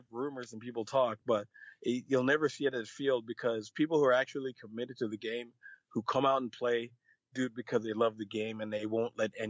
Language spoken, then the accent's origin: English; Jamaica; I've never smoked weed or anything like that, but I'm Jamaican, so I've pretty much gotten a contact high.